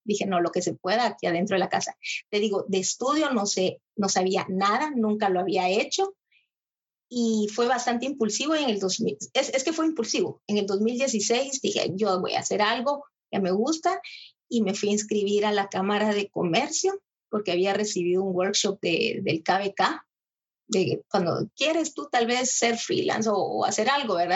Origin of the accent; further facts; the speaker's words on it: Guatemala; now in Almere, Netherlands; nosotros tenemos 25 etnias